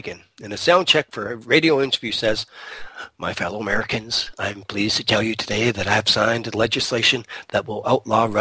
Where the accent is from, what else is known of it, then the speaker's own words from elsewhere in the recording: Toronto, Ontario, Canada; also born or lived in England; I grew up in Toronto